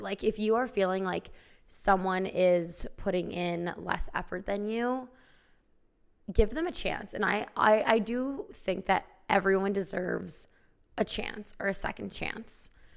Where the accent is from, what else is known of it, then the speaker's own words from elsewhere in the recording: small town Illinois, United States; I went to high school in small town Illinois